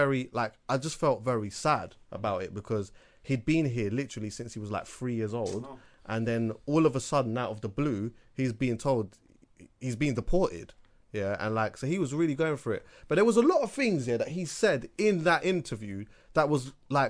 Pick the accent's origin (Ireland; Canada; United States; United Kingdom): United Kingdom; as a Jamaican, I've been to Jamaica a bunch of different times, but I was born here